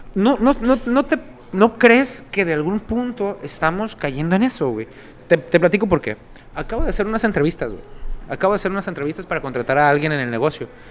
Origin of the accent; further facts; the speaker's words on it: Sinaloa, Mexico; Somos sinaloenses